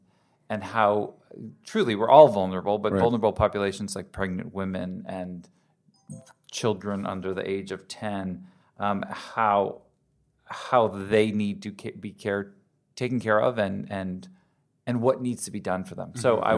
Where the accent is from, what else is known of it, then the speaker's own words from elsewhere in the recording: United States; moved away as an adult; also born or lived in New York / Connecticut; now in Southern California, United States; I grew up on the East Coast, New York and Connecticut, and made my way out here to Southern California when I was 19